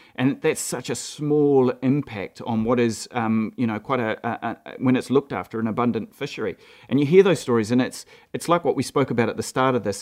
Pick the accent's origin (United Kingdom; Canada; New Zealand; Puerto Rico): New Zealand; Gisborne; also born or lived in Mahia Peninsula; I grew up in Gisborne.